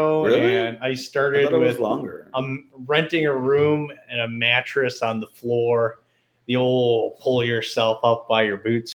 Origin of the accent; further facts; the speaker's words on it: Wisconsin, United States; Now people can't even pick up that I'm from Wisconsin.